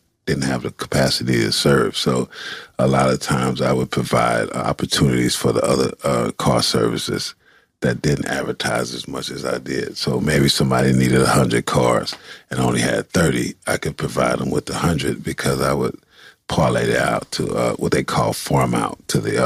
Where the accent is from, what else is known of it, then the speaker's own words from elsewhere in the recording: Los Angeles, California, United States; I'm from the east side of Los Angeles, California.